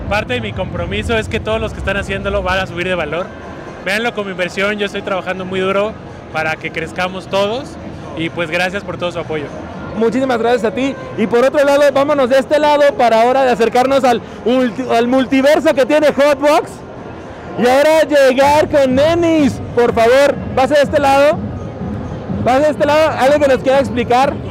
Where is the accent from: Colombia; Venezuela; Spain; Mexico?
Mexico; empezar a crear personajes que con nosotros como mexicanos o como latinos podamos arraigar